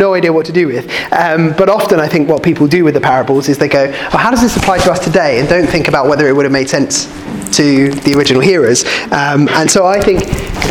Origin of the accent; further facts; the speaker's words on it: Kent, South East England, United Kingdom; I grew up in Kent